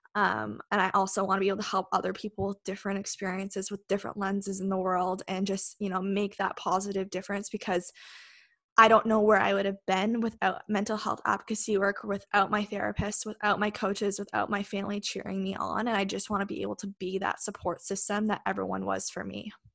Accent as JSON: {"language": "English", "town": "Westport", "region": "Ontario", "country": "Canada", "tie": "born or raised there", "also_born_or_lived": "Kingston, Ontario", "said": "I actually grew up in a small town just outside of Kingston. It's called Westport."}